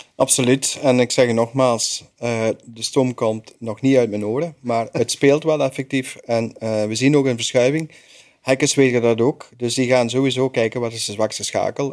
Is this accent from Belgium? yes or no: yes; Belgium; ik als Belg